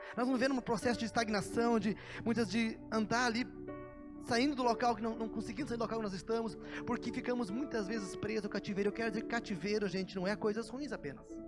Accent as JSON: {"language": "Portuguese", "town": "Canguçu", "region": "Rio Grande do Sul", "country": "Brazil", "tie": "born or raised there", "also_born_or_lived": "Curitiba", "moved": "yes", "said": "eu saí de Canguçu, cidade do meu pai, mas mais bem no interior do Rio Grande do Sul, eu já nasci na área rural, aí morava numa cidadezinha, desde os meus 11 anos. E depois me mudei para Curitiba."}